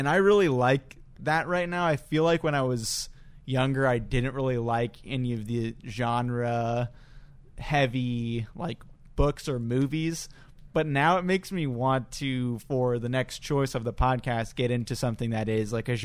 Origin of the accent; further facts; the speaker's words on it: United States; being an American